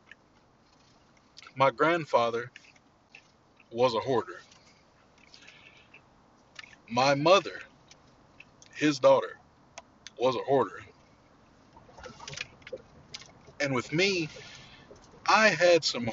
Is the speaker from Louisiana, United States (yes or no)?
yes; Louisiana, United States; my days growing up in Louisiana